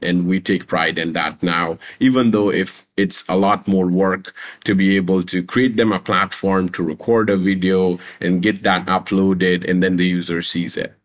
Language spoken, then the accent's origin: English; Pakistan; also born or lived in Afghanistan; I was born a refugee in Pakistan. My mom and dad are Afghan, and when we were growing up, I was not allowed to take part in official universities and, and schools 'cause we were refugees.